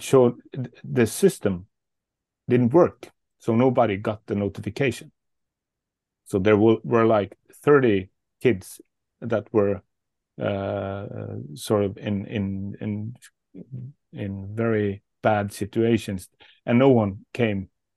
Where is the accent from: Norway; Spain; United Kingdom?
Norway; Bergen, Vestland; in my hometown, Bergen